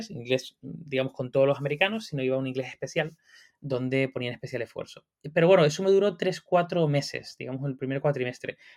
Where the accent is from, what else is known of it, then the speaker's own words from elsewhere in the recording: Canary Islands, Spain; born there; yo nací en Tenerife y me daba la posibilidad también de irme fuera de las islas y, y un poco